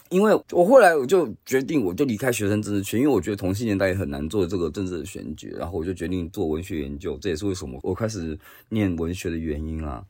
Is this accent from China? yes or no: no; Taiwan; now in Japan; 作为一个学者，又或者作为一个台湾人